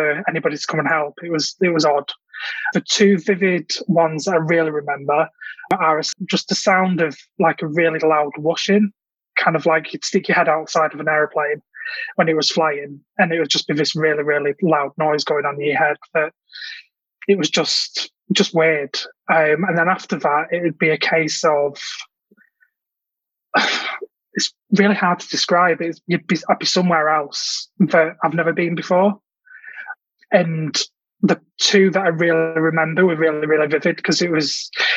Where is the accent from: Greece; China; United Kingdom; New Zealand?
United Kingdom; Manchester, North West England; I'm from Manchester in the UK